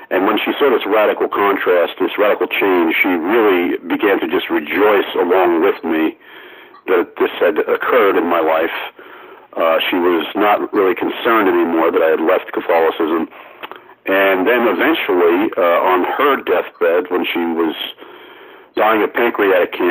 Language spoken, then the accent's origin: English; Amityville, New York, United States; born or raised there